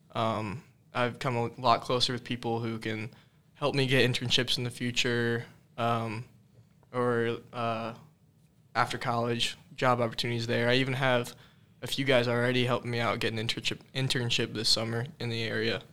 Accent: Carmel, Indiana, United States; I'm from Carmel, Indiana.

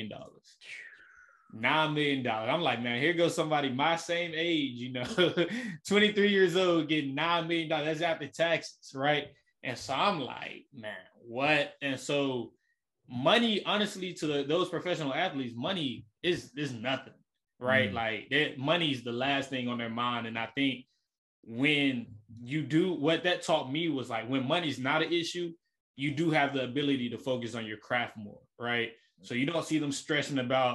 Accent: Memphis, Tennessee, United States; from Memphis, Tennessee, born and raised in the Elm.

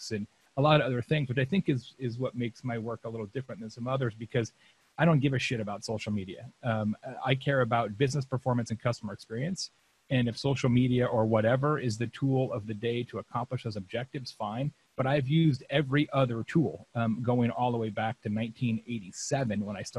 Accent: Lake Havasu City, Arizona, United States; I grew up in Lake Havasu City, Arizona

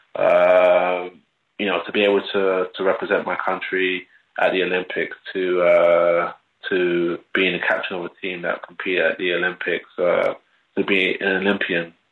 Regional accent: London, United Kingdom; also born or lived in Stoke Newington, Hackney; growing up in London

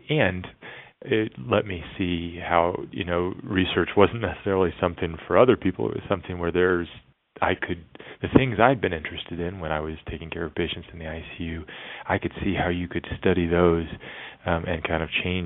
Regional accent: D.C., District of Columbia, United States; moved away as an adult; also born or lived in Virginia; now in Nashville, United States; I grew up outside of Washington, D.C.

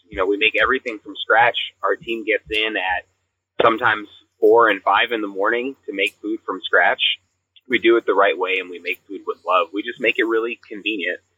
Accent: the South, United States; we grew up in the South

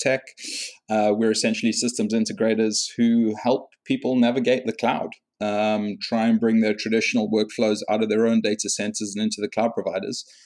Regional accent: South Africa; moved away; I'm originally South African and I started work at a post place over there

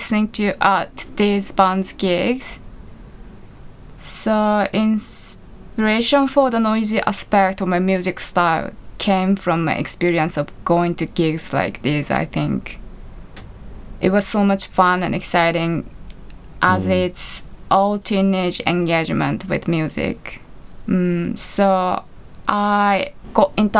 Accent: Japan; my hometown. It's in the countryside near Tokyo

